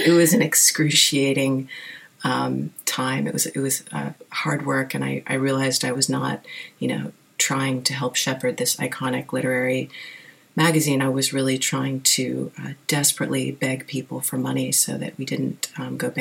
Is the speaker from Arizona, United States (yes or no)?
no; Wilmington, Delaware, United States; moved away as an adult; now in New York, United States; I grew up in Wilmington, Delaware, kind of in the middle of nowhere